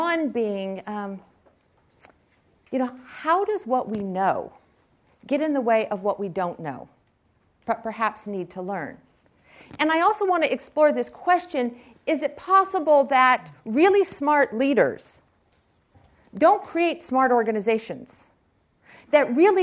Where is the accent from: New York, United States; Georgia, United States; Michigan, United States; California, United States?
California, United States; Silicon Valley; I was raised here in Silicon Valley